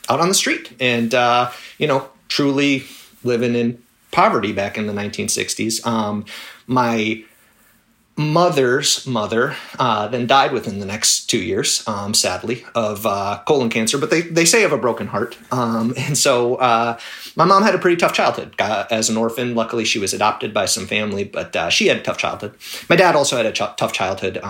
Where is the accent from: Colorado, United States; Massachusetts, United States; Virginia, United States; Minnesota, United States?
Minnesota, United States; I grew up in Minnesota